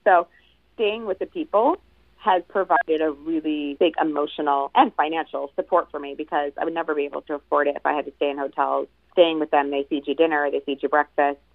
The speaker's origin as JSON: {"language": "English", "area": "Long Island", "region": "New York", "country": "United States", "tie": "born or raised there", "said": "my hometown, which is on the end of Long Island"}